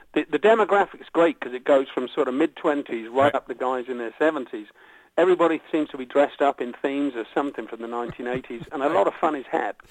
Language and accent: English; United Kingdom; the stuff that we've grown up with here is sort of classic British pop